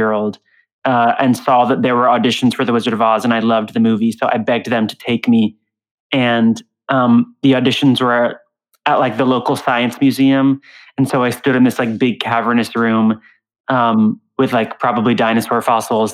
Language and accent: English; Tampa, Florida, United States; now in Brooklyn, United States; was born and raised in Tampa, Florida